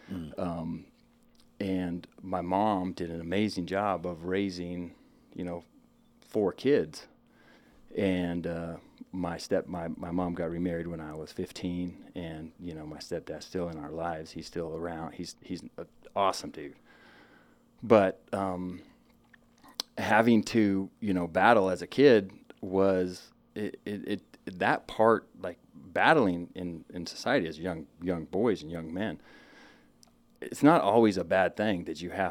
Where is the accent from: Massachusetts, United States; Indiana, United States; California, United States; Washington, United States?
Washington, United States; Spokane; born and raised Eastern Washington, okay. uh, Spokane, Washington. Spent my uh, majority of my whole childhood there